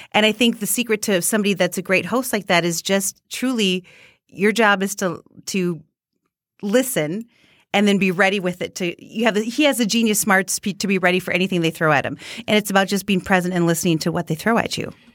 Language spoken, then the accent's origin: English; Minnesota, United States; born or raised there; accent: Minnesota; moved away